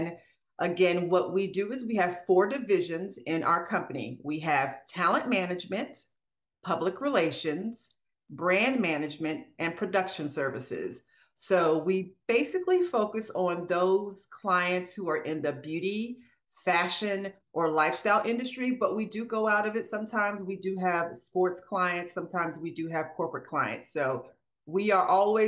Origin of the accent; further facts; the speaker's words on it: Maryland, United States; moved away as an adult; also born or lived in Washington, D.C.; now in Marietta, Georgia, United States; I'm from Maryland